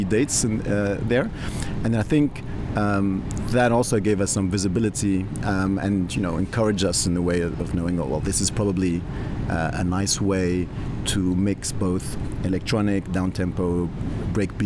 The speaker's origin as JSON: {"language": "English", "country": "Tunisia", "tie": "born or raised there", "said": "I'm of Tunisian origin. I grew up in Tunisia"}